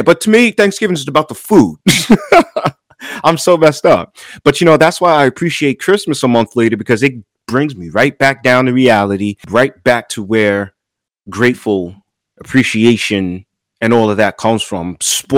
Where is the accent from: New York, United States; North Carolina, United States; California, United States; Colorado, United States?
New York, United States; moved away as an adult; I'm from New York, you guys know, and I moved down here about a year ago in 2020